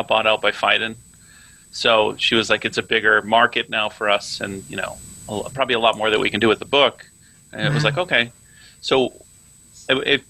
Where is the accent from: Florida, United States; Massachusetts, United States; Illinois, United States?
Massachusetts, United States; Lowell; I'm from Lowell, Massachusetts, and I have an older brother, Chris